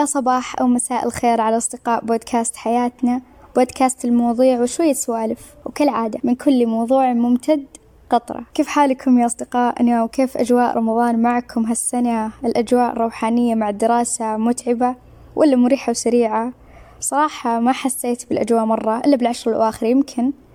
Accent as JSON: {"language": "Arabic", "country": "Saudi Arabia", "said": "عندنا في السعودية"}